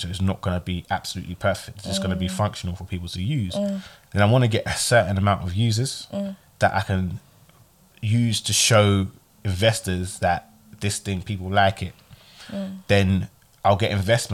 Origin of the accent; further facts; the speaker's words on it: Ghana; I'm Ghanaian